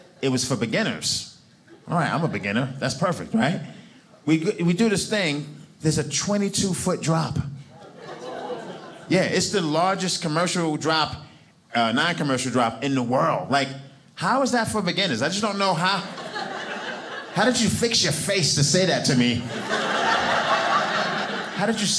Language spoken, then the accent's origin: English; Brooklyn, New York, United States; I'm from Brooklyn, New York